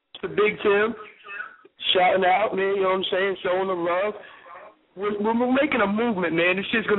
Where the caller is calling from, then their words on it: Florida, United States; What's good, man? We're from Florida, man. Frozen Water Entertainment, repping that 352.